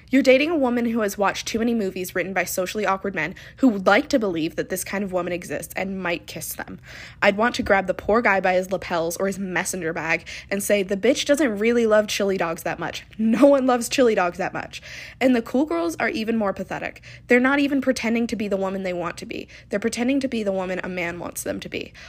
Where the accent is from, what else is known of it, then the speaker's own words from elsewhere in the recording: the South, United States; I'm from the South